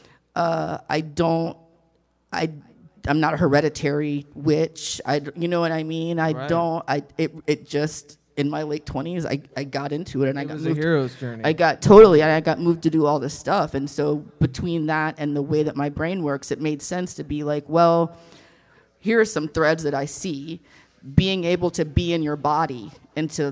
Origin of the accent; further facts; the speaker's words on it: the Bible Belt / the South, United States; I was raised in the Bible Belt